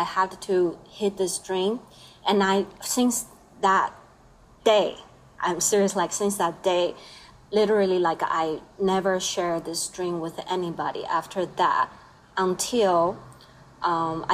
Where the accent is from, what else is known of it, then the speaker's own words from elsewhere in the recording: Taipei, Taiwan; English is a second language; moved away as an adult; now in Jersey City, United States; I'm from Taiwan.